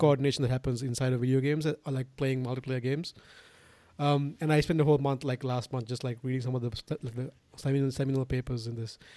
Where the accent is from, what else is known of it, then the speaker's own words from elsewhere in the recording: Sri Lanka; moved away; I'm from Sri Lanka origi-, originally. And, you know, like, it's so weird 'cause when I was growing up, we sort of got everything from the West